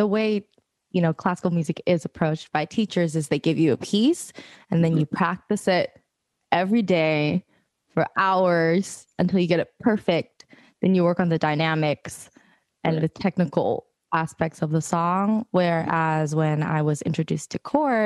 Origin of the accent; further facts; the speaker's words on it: San Francisco, California, United States; growing up in San Francisco, I went to my local music bookstore